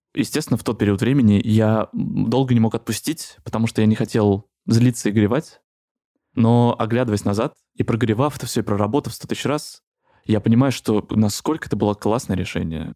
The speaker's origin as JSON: {"language": "Russian", "region": "Moscow", "country": "Russia", "said": "Я из Москвы"}